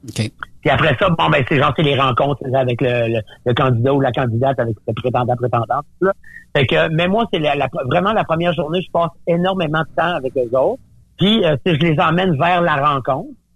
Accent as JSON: {"language": "French", "area": "Gaspésie", "region": "Quebec", "country": "Canada", "also_born_or_lived": "Montreal", "moved": "yes", "said": "je viens de la Gaspésie"}